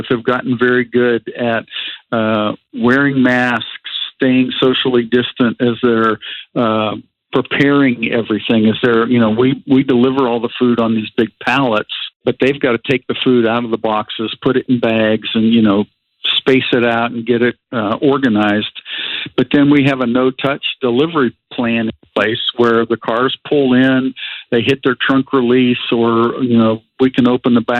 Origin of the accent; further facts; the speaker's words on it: New Castle, Pennsylvania, United States; I grew up in just outside Pittsburgh, Pennsylvania, in Newcastle, PA.